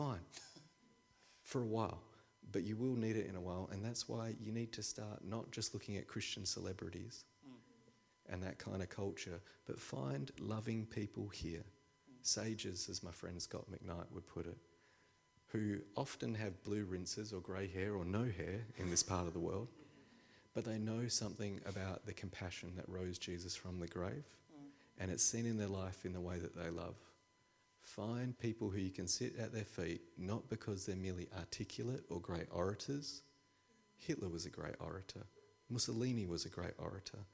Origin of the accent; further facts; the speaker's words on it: Australia; I'm an Australian.